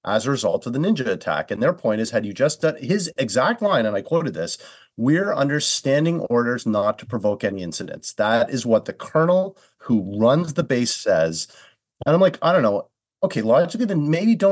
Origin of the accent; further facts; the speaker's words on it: Canada; I'm Canadian